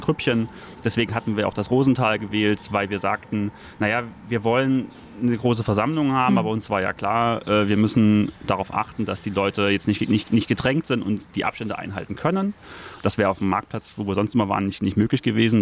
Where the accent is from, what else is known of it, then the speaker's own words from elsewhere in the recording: Leipzig, Saxony, Germany; ich bin gebürtiger Leipziger